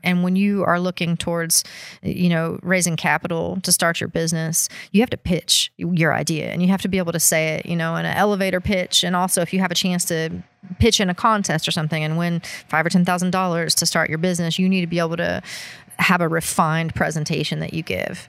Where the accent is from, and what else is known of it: Appalachia, United States; born or raised there; moved away